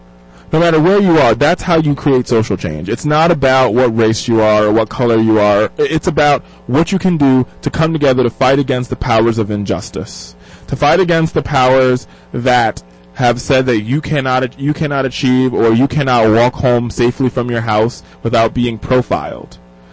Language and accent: English; Jamaica; And my father, if folks don't know, I'm Jamaican. My father's uber Jamaican.